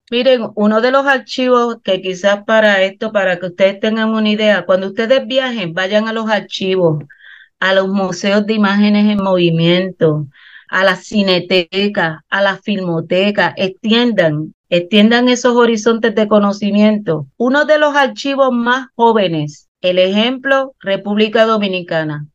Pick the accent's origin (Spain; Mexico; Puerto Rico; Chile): Puerto Rico; no somos los puertorriqueños